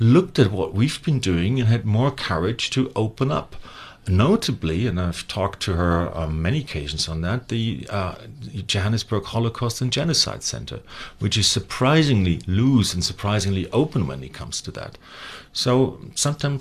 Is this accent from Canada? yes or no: no; Germany; moved away; I was lucky enough to be born in Western Germany